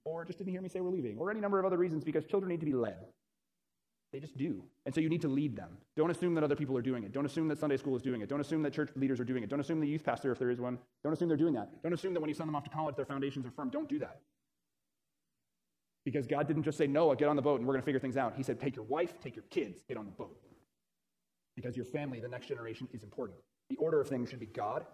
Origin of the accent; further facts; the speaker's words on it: Florida, United States; I'm from Florida